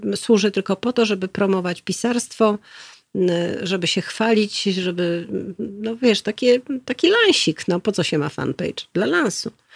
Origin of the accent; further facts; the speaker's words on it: Warsaw, Masovian Voivodeship, Poland; moved away as an adult; also born or lived in Szafranki near Goniądz (childhood summers) / Korea; ja się urodziłam i wychowałam na Saskiej Kępie